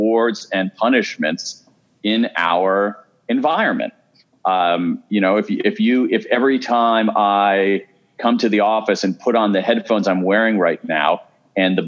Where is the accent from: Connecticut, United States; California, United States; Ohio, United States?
Ohio, United States; Columbus; I grew up in Columbus, Ohio. I am a Midwesterner